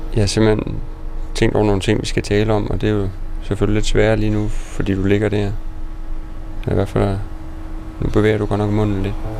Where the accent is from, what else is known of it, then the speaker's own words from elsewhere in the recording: Denmark; now in Copenhagen, Denmark; mit barndomshjem i Sønderfælling